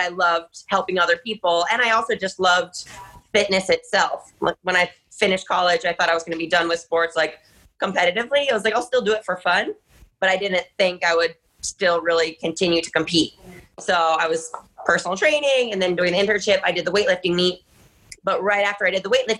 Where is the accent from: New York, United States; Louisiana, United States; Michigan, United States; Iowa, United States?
Michigan, United States; Ann Arbor; I grew up in Ann Arbor, which is the city where the university is located